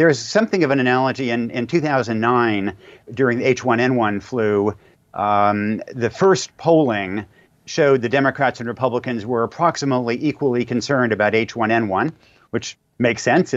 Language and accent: English; rural Oregon, United States; My hometown in rural Oregon was transformed by rural electrification